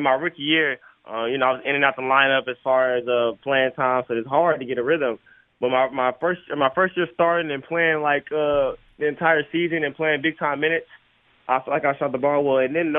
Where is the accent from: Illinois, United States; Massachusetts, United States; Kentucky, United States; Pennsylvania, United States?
Kentucky, United States; Lexington; now in Philadelphia, United States; And it's funny because I came from Lexington, Kentucky, and everybody said that was the biggest one.